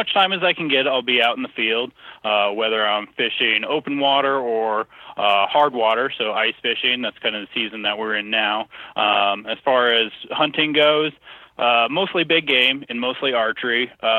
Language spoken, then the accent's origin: English; Colorado, United States; So I grew up in Colorado, so Colorado native.